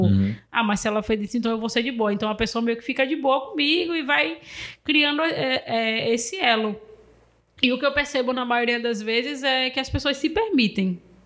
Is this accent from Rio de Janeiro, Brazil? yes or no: no; Salvador, Bahia, Brazil; eu sou de Cajazeira, fique de boa, sou do final de linha da 2